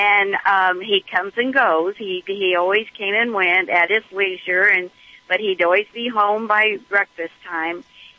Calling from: Knoxville, Tennessee, United States; Well, I'm calling from the highway in Tennessee, right outside of Knoxville, but I live in Texas.

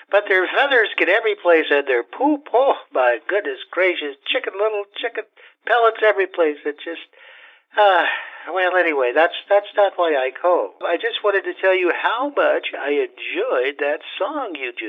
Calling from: Bowbells, North Dakota, United States; I'm calling you from Bowbells, North Dakota.

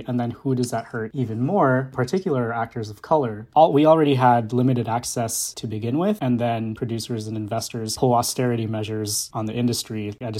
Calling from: Virginia Beach, Virginia, United States; also born or lived in Harlem, New York; I am calling from Virginia Beach, although I currently live in Harlem

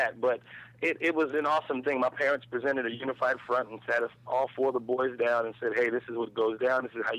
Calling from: Los Angeles, California, United States; I'm calling from L.A.

